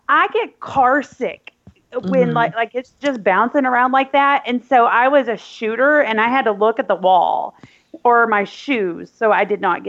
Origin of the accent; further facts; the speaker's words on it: Booneville, Arkansas, United States; I'm from Arkansas. Chris didn't even know this. I grew up in a small town called Boonville